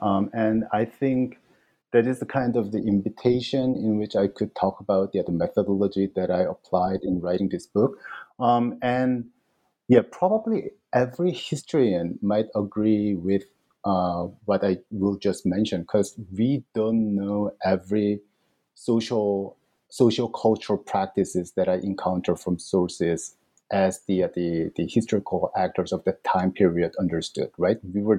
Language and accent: English; South Korea; And they knew that I came from Korea, and they knew that I studied Chinese literature.